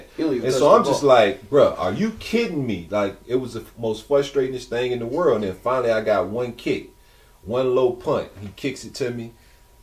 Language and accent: English; Virginia, United States; my hometown